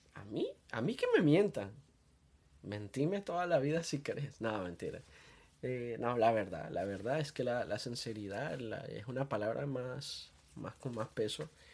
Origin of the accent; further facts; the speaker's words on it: Honduras; soy de Honduras